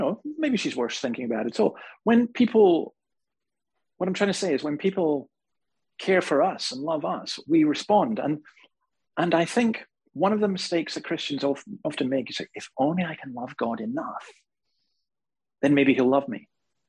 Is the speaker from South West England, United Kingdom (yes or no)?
no; Scotland, United Kingdom; now in Australia; Right now in my home country in Scotland